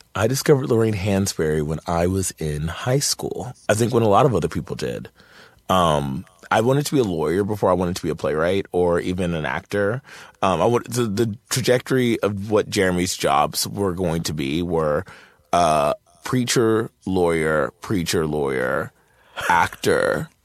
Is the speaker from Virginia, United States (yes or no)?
yes; Martinsville, Virginia, United States; moved away; I'm from Martinsville, Virginia, a really small town in Virginia